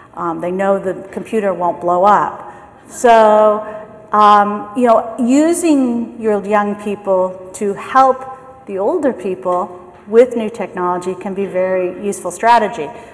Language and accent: English; San Francisco, California, United States; I am from San Francisco. I'm from the US